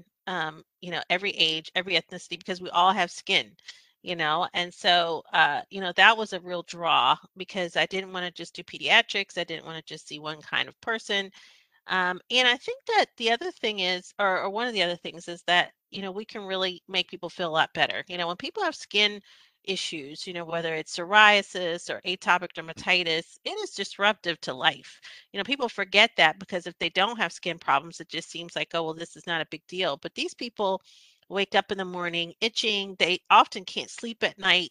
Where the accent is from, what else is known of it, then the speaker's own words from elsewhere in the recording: Philadelphia, Pennsylvania, United States; moved away as an adult; also born or lived in Michigan; now in Winston-Salem, United States; I'm a kid from Philadelphia, Pennsylvania. Grew up in North Philadelphia.